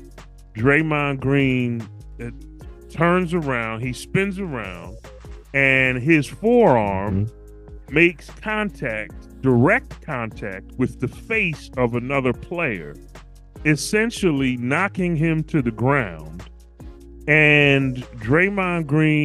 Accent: Philadelphia, Pennsylvania, United States; I'm from Philly.

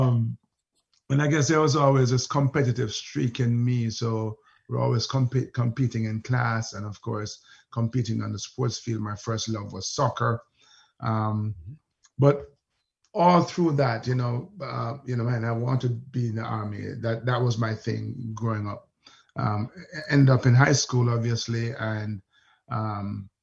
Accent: Saint Elizabeth, Jamaica; moved away; also born or lived in Kingston, Jamaica; I was born in Kingston, Olympic Gardens. But my early years actually were spent in rural Jamaica, a place called Haughton in St. Elizabeth on the south side of the island.

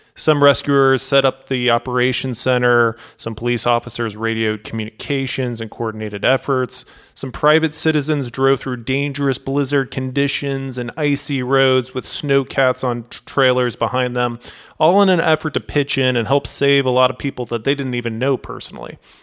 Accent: St. Louis, Missouri, United States; I grew up in Saint Louis

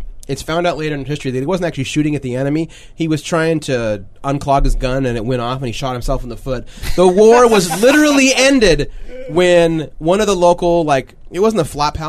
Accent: Susanville, California, United States; growing up in Janesville and Roop County

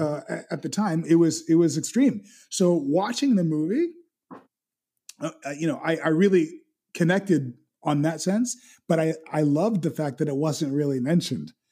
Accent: Miami, Florida, United States; where I grew up, I grew up in West Kendall, and West Kendall was you know, a predominantly Hispanic area.

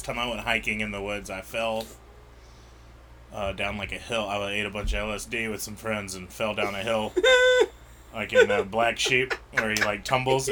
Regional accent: Birmingham, Alabama, United States; moved away as an adult; also born or lived in Tuscaloosa, Alabama / Indian Springs, Alabama; I'm from Birmingham, Alabama

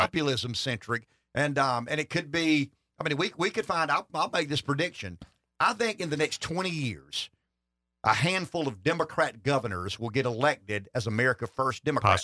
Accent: Pamplico, South Carolina, United States; I'm from Pamplico.

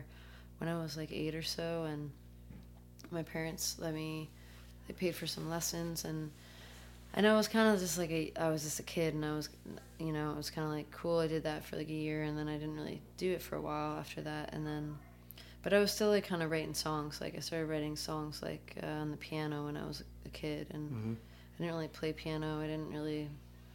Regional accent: Connecticut, United States; also born or lived in Athens, Greece; I moved to the States when I was 2, and so they moved to Connecticut, and that's where I grew up

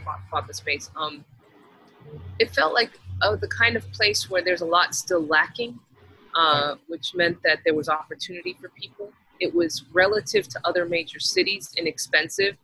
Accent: Texas, United States; moved away as an adult; now in Miami, United States; I grew up in Texas

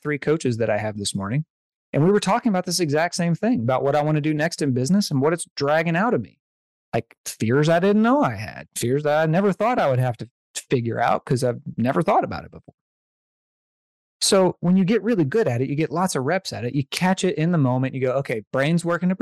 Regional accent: the South, United States; I'm from the South

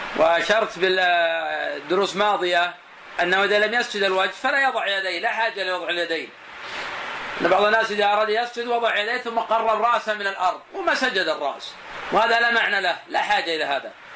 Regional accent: Buraidah, Al-Qassim, Saudi Arabia; الناس عندنا في البلد عندنا في بريدة

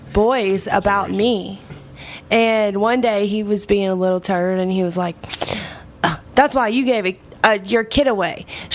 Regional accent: Gonzales, Louisiana, United States; this girl that I grew up with in Gonzales, Louisiana.

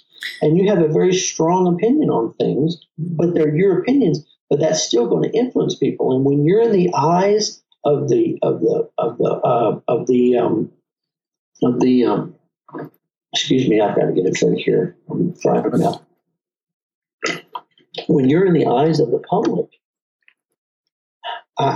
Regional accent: Texas, United States; I have a little bit of an accent. I am from Texas

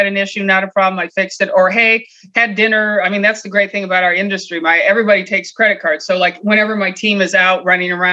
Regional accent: Michigan, United States; also born or lived in Columbus, Ohio; now in San Luis Obispo, United States; I'm originally a Midwest girl. Obviously I grew up in Michigan

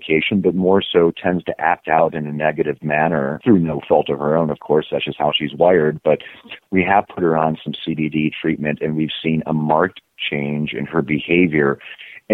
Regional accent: Germany; moved away; I was originally from Germany and very traditional conservative

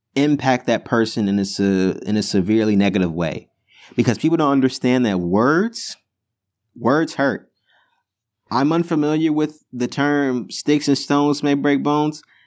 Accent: Chicago, Illinois, United States; moved away as an adult; also born or lived in New Jersey; I go to school in New Jersey, and I'm from Chicago

